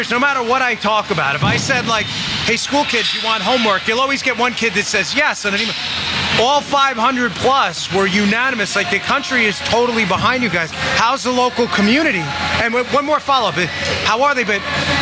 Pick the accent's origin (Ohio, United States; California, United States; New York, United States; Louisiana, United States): New York, United States; New York City; the neighborhood I grew up in Glendale, New York